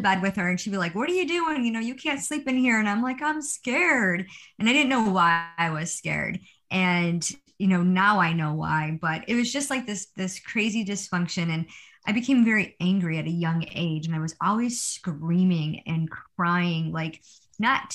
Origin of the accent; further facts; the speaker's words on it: Rochester, New York, United States; I am a from Rochester, New York. I was born and raised here.